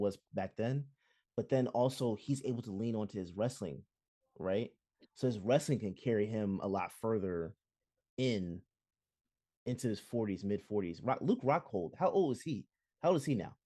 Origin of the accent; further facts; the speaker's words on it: Jamaica; as a Jamaican